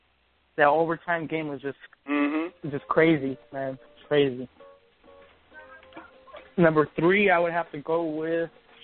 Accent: Los Angeles, California, United States; I'm from L.A., man

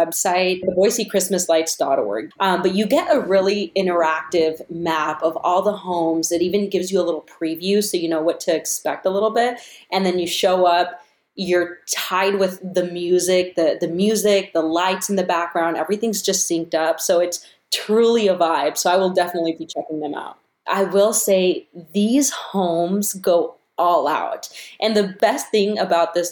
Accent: Rupert, Idaho, United States; I'm from Rupert

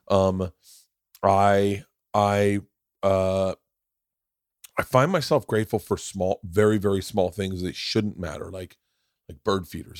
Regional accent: Florida, United States; moved away; growing up in Florida

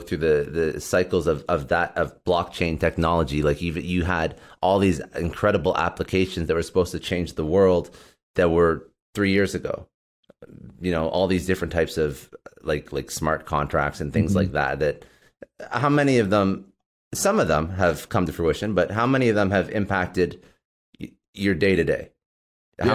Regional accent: Toronto, Ontario, Canada; I used to work for a telco, like Bell Canada, which I'm from Toronto, right?

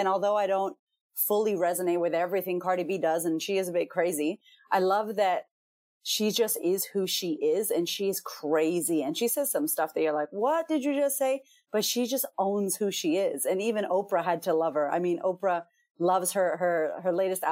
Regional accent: Boston, Massachusetts, United States; I'm from America, I'm from Boston, and I'm Puerto Rican

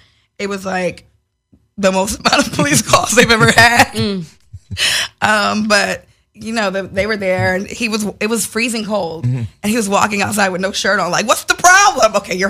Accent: Chicago, Illinois, United States; Well, you know, I'm from Chicago, but I'm very Hollywood.

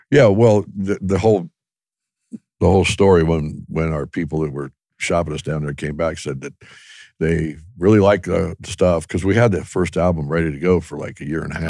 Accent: Ohio, United States; we were kinda like a Southern rock band, but we're from Ohio

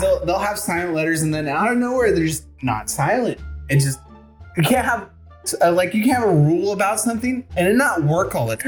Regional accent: the South, United States; accent: southern; My southern accent kicks

